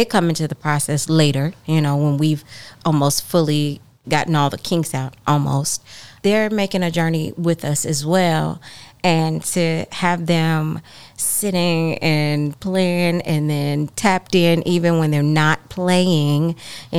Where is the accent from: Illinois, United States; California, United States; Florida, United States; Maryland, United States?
Illinois, United States; Chicago; I'm from Chicago.